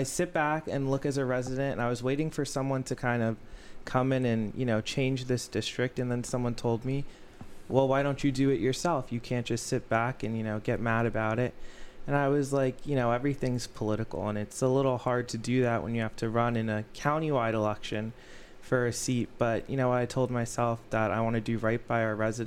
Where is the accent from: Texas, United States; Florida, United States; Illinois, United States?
Florida, United States; Weston; I grew up in Weston.